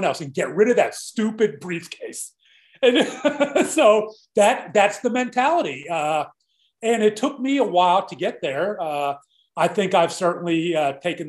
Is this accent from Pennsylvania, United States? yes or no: yes; Mount Lebanon, Pennsylvania, United States; moved away as an adult; also born or lived in Scott Township, Pennsylvania; now in Dallas, United States; Growing up in Mount Lebanon, I was an overweight kid and I was bullied severely at Mount Lebanon High School.